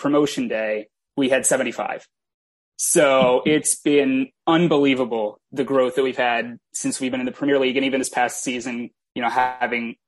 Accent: Baltimore, Maryland, United States; from Baltimore. I'm an Orioles fan

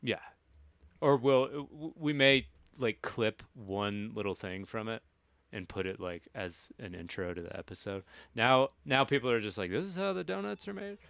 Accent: Kentucky, United States; moved away; I'm of two minds about where I'm from, like I'm like fuck yeah, Kentucky

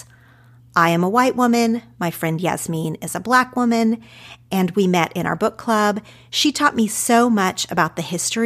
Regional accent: Ardmore, Oklahoma, United States; accent: Oklahoma; moved away as an adult; also born or lived in Madill, Oklahoma; now in Los Angeles, United States; I grew up in small town Oklahoma. Technically, for most of my childhood, I lived in a small town called Medill, population 4,000.

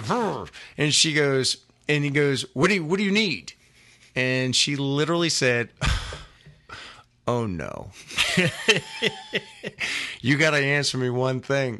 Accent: Windsor, Connecticut, United States; now in California, United States; my hometown, Windsor, Connecticut

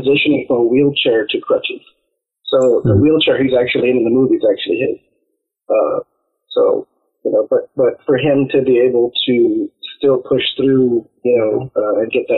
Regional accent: Texas, United States; I'm from Texas

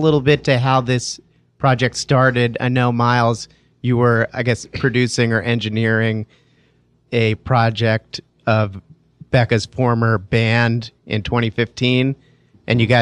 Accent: Jersey City, New Jersey, United States; my hometown of Jersey City, New Jersey

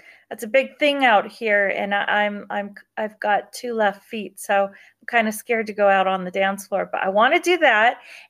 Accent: California, United States; also born or lived in South Carolina / Germany; My dad was in the Air Force, and I was born in South Carolina, and we moved to Germany for a while, and then we landed in Southern California. And I grew up in the hood.

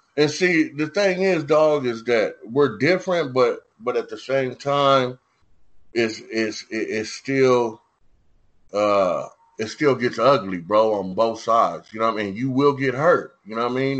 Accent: San Diego, California, United States; I'm from San Diego

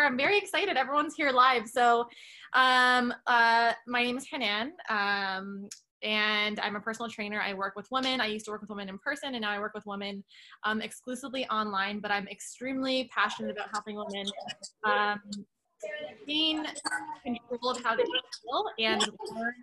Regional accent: Canada; moved away; I'm originally Canadian.

